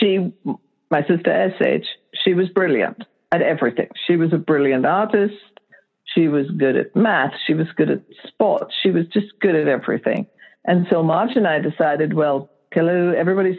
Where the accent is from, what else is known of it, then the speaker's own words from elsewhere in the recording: Lahore, Punjab, Pakistan; moved away; us three sisters growing up in Lahore, Pakistan in the 50s and 60s, and pretty much covers the time there until we left.